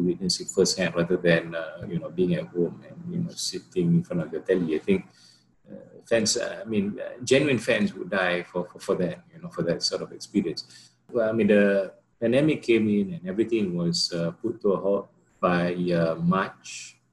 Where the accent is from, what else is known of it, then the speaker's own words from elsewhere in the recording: Johor, Malaysia; I'm from Johor